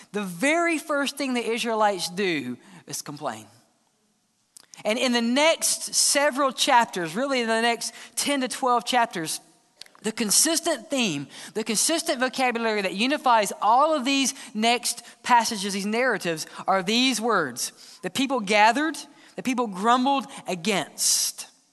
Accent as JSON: {"language": "English", "region": "Mississippi", "country": "United States", "said": "I'm from Mississippi"}